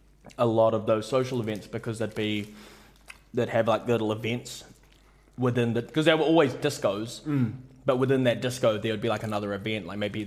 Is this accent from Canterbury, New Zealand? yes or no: yes; Christchurch, Canterbury, New Zealand; No, I was born in Christchurch.